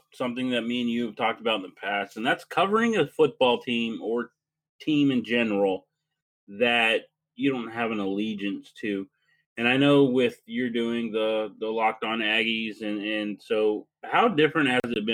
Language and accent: English; Lubbock, Texas, United States; I grew up in Lubbock, Texas.